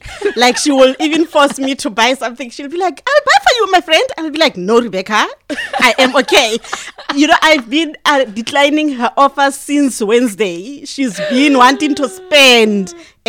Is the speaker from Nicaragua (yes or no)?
no; Taung, North West, South Africa; I am from the dusty streets of Taung in the northwest, next to Northern Cape.